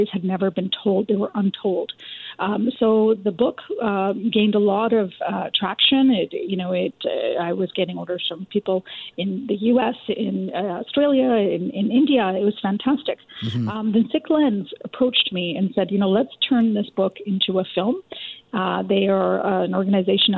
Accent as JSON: {"language": "English", "town": "Richmond", "region": "British Columbia", "country": "Canada", "tie": "born or raised there", "said": "I grew up in Richmond, BC, in an immigrant community"}